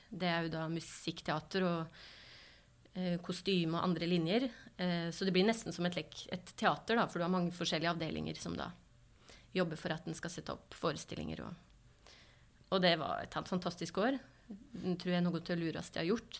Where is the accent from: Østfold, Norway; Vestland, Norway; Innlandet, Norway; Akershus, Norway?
Innlandet, Norway; Kvam; Oppveksten på Kvam, det skal høre, det, var, det er en fantastisk oppvekst eh, jeg har hatt eh, på Kvam